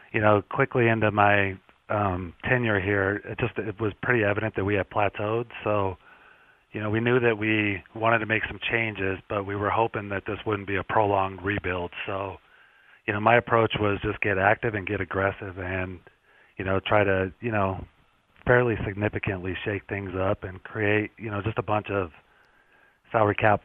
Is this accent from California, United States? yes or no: no; Colorado, United States; growing up in Colorado